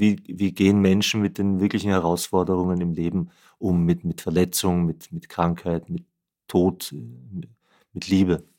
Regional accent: Vienna, Austria; ich bin Wiener bin in Wien geboren und aufgewachsen

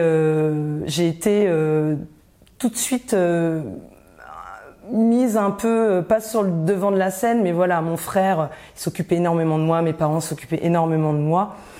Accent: Rouen, Normandy, France; also born or lived in Côte d'Ivoire; à 6 ans, en fait, mes parents ont décidé de rentrer en France, euh, en Normandie. Et donc j'ai euh, poursuivi mon enfance à Rouen

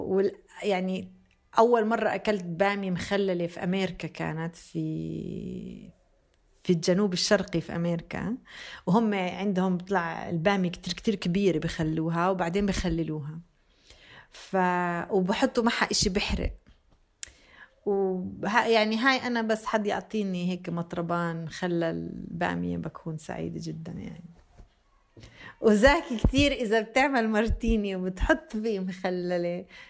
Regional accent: Bethlehem, West Bank, Palestine; also born or lived in Jenin; أنا فلسطينية

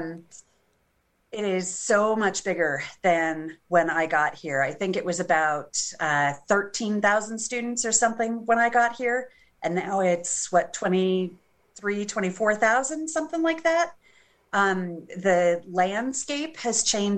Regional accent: Albuquerque, New Mexico, United States; moved away as an adult; now in Boise, United States; I went to the University of New Mexico, where I got my bachelor's degree, also in history. And that's where I grew up. So I went to my hometown school

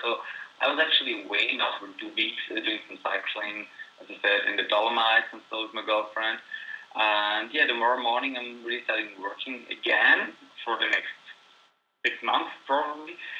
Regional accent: Graz, Styria, Austria; like 50 kilometers from my hometown, Graz

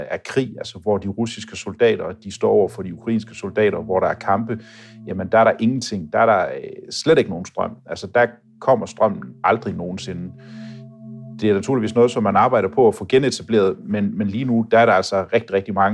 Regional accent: Denmark; Selvfølgelig kan det også blive koldt hjemme i Danmark, men jeg synes bare, at den her kulde, der er hernede, den, øh, den er sådan lidt mere bidskidte.

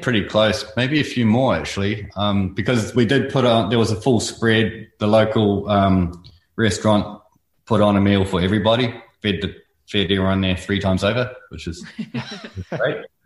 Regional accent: North Island, New Zealand; moved away as an adult; also born or lived in Invercargill, New Zealand; now in Australia; we moved up to the North Island where I went to school and lived over there for a long time until I came over on a surf trip

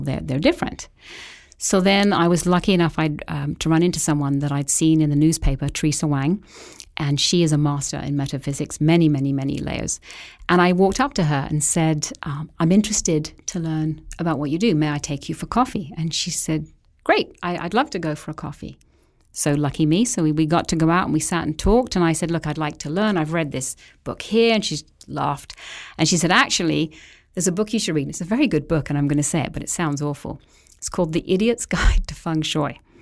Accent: England, United Kingdom; moved away as an adult; also born or lived in Vancouver Island, Canada; now in Canada; left England at an early age to be a nanny over here

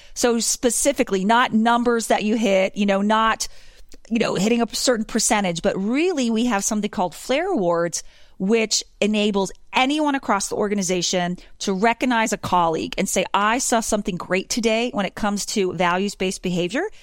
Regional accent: Pennsylvania, United States; I'm from Pennsylvania originally.

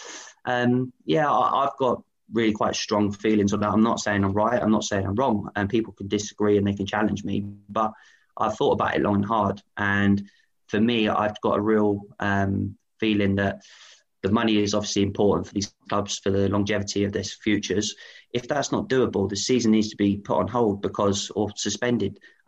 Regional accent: Aylesbury, South East England, United Kingdom; Yeah, for me, I grew up in Aylesbury.

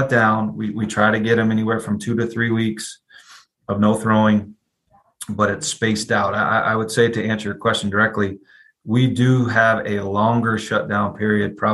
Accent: Ann Arbor, Michigan, United States; moved away as an adult; also born or lived in California / Maryland; now in Georgia, United States; I was born and raised in Ann Arbor, Michigan. Grew up in the cold

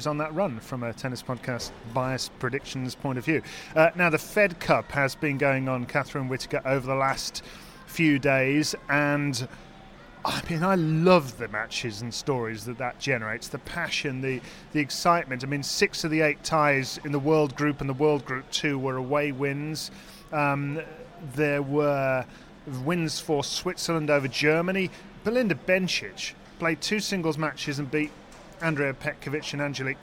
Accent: Birmingham, West Midlands, United Kingdom; Dan Evans from my hometown

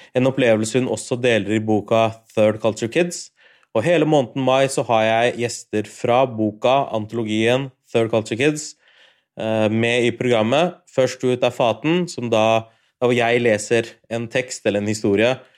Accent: Norway; har feira id, men i Norge hele livet mitt. Jeg har aldri feira id utenfor Norge

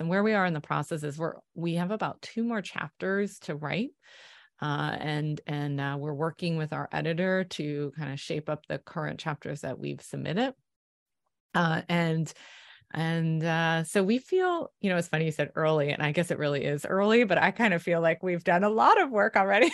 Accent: Philadelphia, Pennsylvania, United States; I'm from Philly

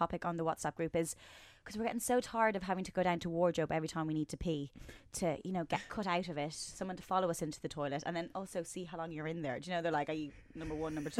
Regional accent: Ireland; Yeah, I mean, I'm Irish. I'm incredibly fair.

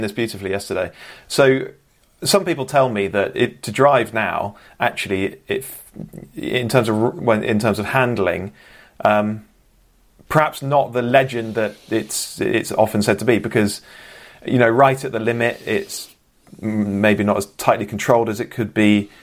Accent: Bristol, South West England, United Kingdom; I'm from Bristol, proudly born and raised

